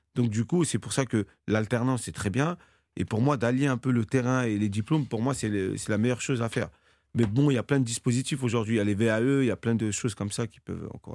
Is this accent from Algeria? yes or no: no; Cergy-Pontoise, Île-de-France, France; j'ai grandi à Cergy-Pontoise, euh, dans un quartier qui s'appelait la Croix-Petit